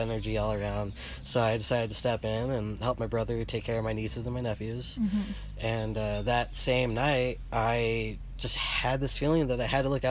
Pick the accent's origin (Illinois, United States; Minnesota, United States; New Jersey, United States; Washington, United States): Minnesota, United States; I'm from Minnesota